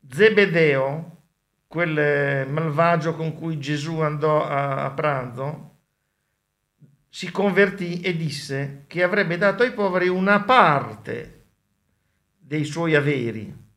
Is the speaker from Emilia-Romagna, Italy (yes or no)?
no; Sardinia, Italy; born there; Io sono nato in Sardegna e vivo ne- nell'Italia settentrionale, due parti che non sono italiane.